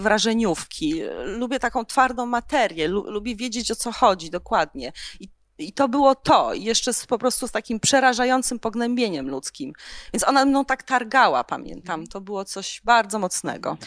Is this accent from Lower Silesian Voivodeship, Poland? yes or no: no; Tarnów, Lesser Poland, Poland; ja pochodzę z Tarnowa